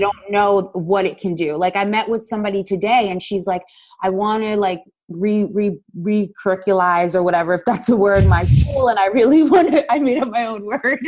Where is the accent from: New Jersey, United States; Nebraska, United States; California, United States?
New Jersey, United States; Paterson; I grew up in Paterson, New Jersey, which is in the United States